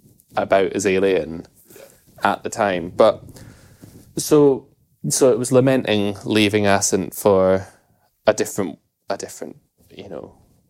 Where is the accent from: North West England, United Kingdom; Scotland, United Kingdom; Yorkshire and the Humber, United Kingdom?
Scotland, United Kingdom; Achiltibuie; growing up in Akhaltibu, because it's Akhaltibu is on the very edge of Ross and Cromarty or Rossshire, which is kind of like, you know, a part of the Highlands or the Highland Council area